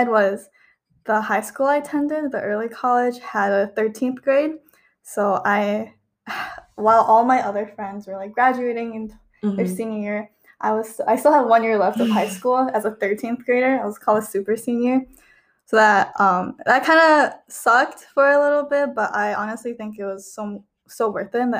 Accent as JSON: {"language": "English", "region": "Michigan", "country": "United States", "tie": "born or raised there", "said": "I grew up in Michigan"}